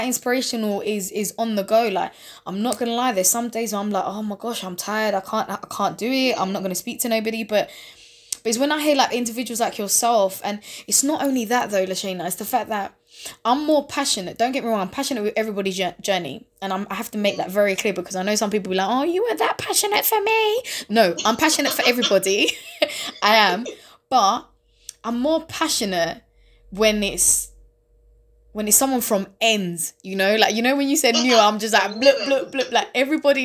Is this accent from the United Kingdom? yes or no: yes; London, United Kingdom; East London, Newham